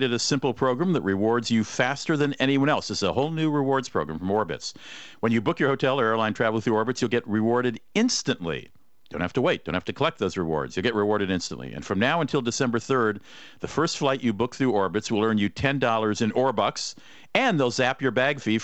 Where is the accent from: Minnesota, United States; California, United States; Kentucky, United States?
Minnesota, United States; Minneapolis; my hometown, Minneapolis-St. Paul